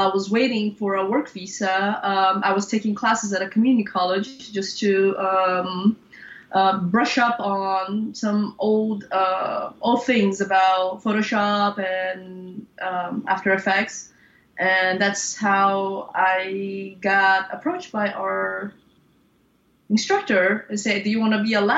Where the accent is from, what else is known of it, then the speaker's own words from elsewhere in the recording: Brazil; moved away as an adult; also born or lived in Los Angeles, United States; I grew up in Brazil, and I went to school in Brazil, graduated, moved